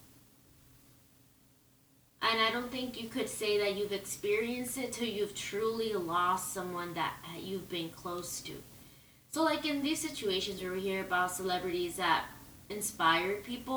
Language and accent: English; Southern California, United States; I grew up in Southern California